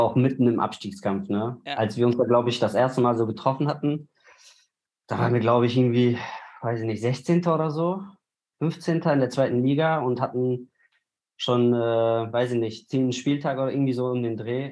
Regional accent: Bochum, North Rhine-Westphalia, Germany; moved away as an adult; now in Cologne, Germany; ich bin in Bochum aufgewachsen

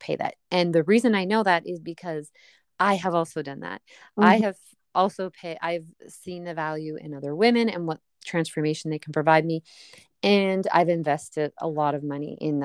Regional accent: Canada; I'm Canadian

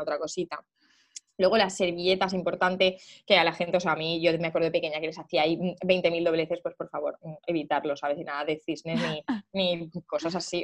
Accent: Cuenca, Castilla-La Mancha, Spain; nosotros somos de Cuenca, mis padres son de Cuenca

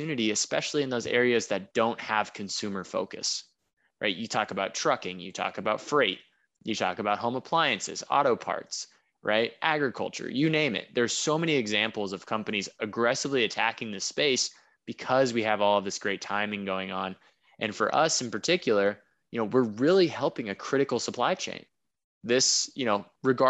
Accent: United States; moved away as an adult; also born or lived in Beijing; I'm an American living in Beijing

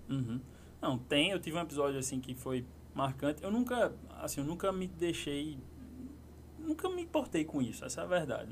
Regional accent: João Pessoa, Paraíba, Brazil; moved away; lá na minha cidade, fosse lá em João Pessoa

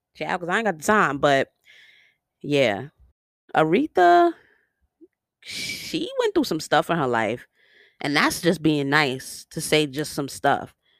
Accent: New York, United States; accent: New York; my New York accent comes all the way out

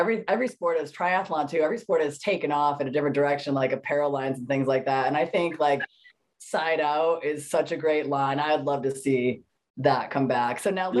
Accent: Connecticut, United States; now in California, United States; And then I moved to California from Connecticut and there was beach volleyball.

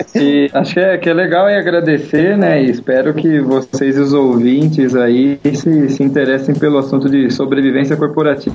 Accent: São Paulo, Brazil; nasci em São Paulo, né? Sou paulista

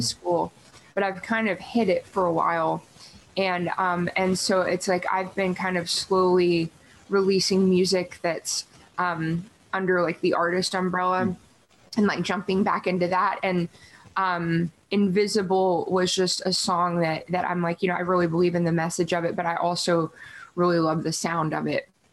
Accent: Yorktown, Virginia, United States; moved away as an adult; also born or lived in Tulsa, Oklahoma; now in Nashville, United States; I grew up in Virginia

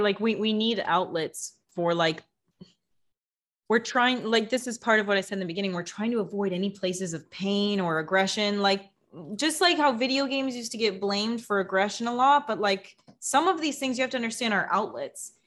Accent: United States; now in Mexico; I'm in Mexico doesn't mean I'm not an American

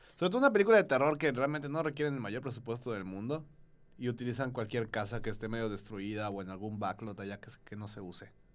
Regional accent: Yucatán, Mexico; todos aquí somos, somos yucatecos, más yucatecos que el panucho y el salbut.

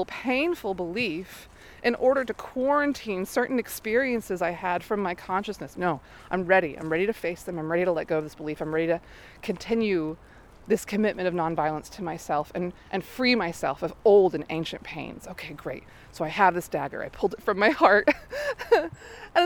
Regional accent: the South, United States; moved away; I come from the South.

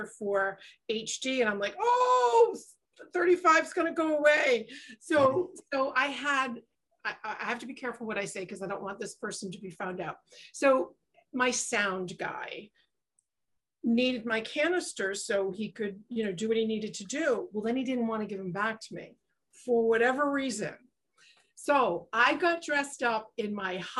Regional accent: East Coast, United States; I grew up on the East Coast

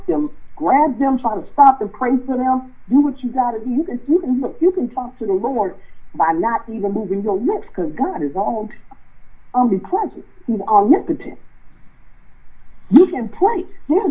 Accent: Southern Maryland, United States; I grew up in Southern Maryland

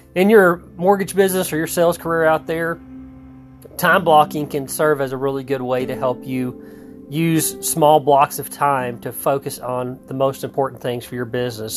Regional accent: Texas, United States; I grew up in Texas

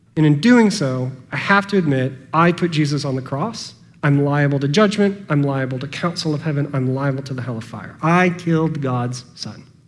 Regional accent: United States; I am an American, born, at the end of the 20th century

